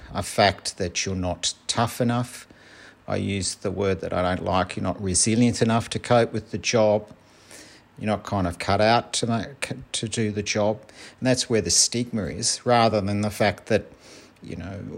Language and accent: English; Melbourne, Victoria, Australia; I'm from Melbourne, Australia